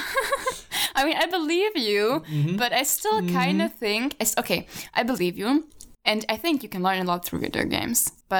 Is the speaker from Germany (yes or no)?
yes; Germany; English is a second language; moved away; also born or lived in Slovakia; bilingual, that would be me with German. From Slovakia, yeah, as a 2-year-old, moving to Germany, and then growing up in Germany and learning German as a kid.